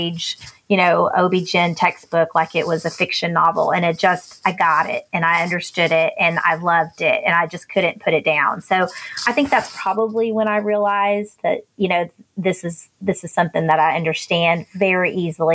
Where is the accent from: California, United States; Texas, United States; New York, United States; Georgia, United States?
Texas, United States; Fort Worth; also born or lived in Houston; now in Frisco, United States; I was born and raised here in Fort Worth. So I am a native Texan.